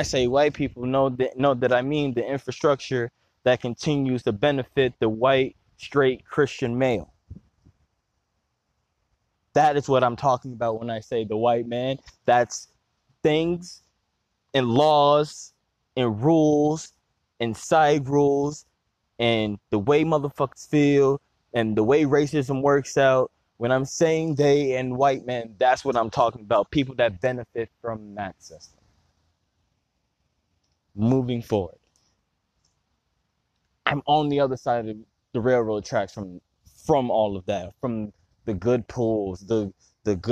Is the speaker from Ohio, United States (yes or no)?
no; Chicago, Illinois, United States; also born or lived in Cullen, Louisiana; I'm a Chicagoan